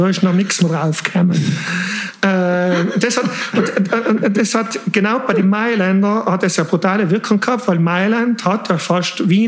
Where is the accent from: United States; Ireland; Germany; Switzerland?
Switzerland; born there; ich bin eigentlich in der Schweiz geboren